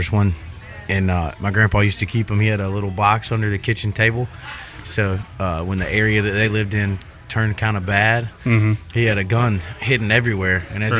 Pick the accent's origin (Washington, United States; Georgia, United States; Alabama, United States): Alabama, United States; South; now in Nashville, United States; I grew up down in South Alabama